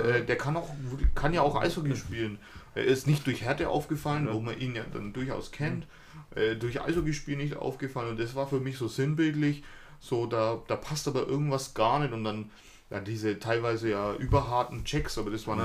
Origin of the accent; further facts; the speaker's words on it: Frankfurt, Hesse, Germany; ich glaube, als Frankfurter, man, man sieht das wir sehen das ja auch ähm, immer